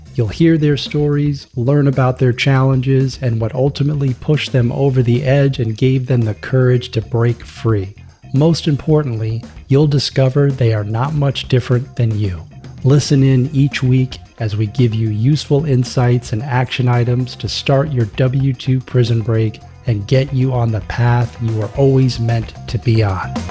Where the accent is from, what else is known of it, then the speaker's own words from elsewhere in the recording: Florida, United States; I grew up in the Southeast. I grew up in Florida.